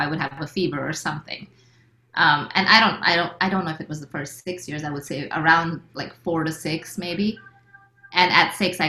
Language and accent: English; India; But at the same time, I'm as Indian as it gets because, you know, we also lived in a place where there were a lot of Indian families and we, you know, hung out together and we grew up together.